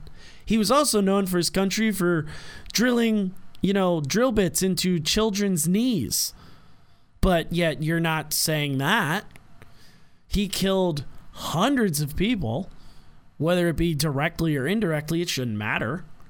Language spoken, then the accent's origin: English; United States; as an American